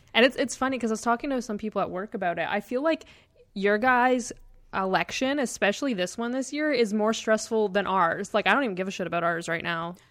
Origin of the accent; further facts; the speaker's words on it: Canada; we're Canadian